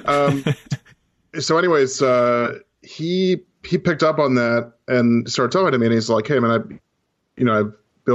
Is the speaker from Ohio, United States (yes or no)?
no; Nashville, Tennessee, United States; I grew up in Nashville